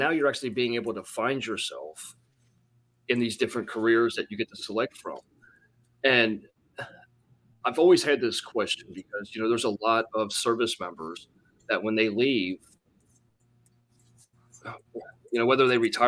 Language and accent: English; Harrison, Ohio, United States; I grew up in Harrison, Ohio